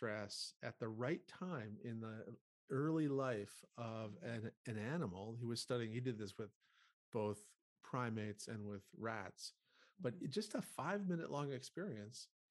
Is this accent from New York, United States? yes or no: no; North Dakota, United States; I grew up in North Dakota, which is a very rural state in the U.S.